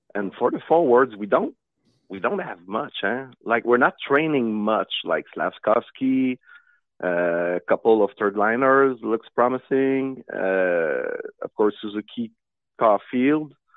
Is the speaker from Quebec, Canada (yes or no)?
yes; Saint-Jean-sur-Richelieu, Quebec, Canada; I'm from Saint-Jean